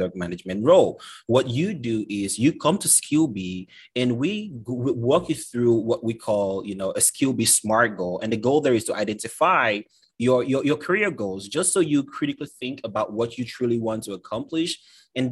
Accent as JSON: {"language": "English", "country": "Cameroon", "moved": "as an adult", "lives_now": "United States", "said": "I'm originally from Cameroon, Central Africa, came to the States about 8 years ago"}